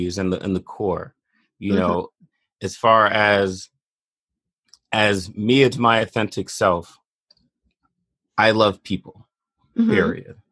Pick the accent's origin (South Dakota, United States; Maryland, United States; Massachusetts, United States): Massachusetts, United States; Boston; also born or lived in Bronx, New York; I was born in the Bronx, mm-hmm. and then I grew up mostly in Boston.